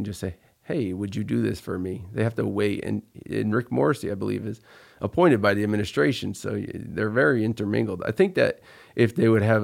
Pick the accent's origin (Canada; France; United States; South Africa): United States; Troy, New York; I grew up in Troy. I went to Troy High